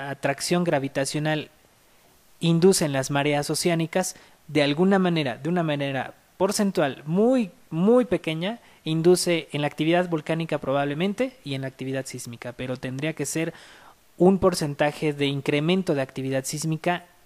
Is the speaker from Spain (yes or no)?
no; Peru; el volcán Huaynaputina en mi país, en Perú.